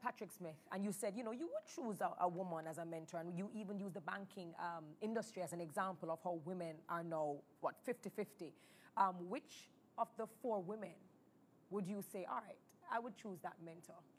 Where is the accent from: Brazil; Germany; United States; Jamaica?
Jamaica; being a Jamaican makes us special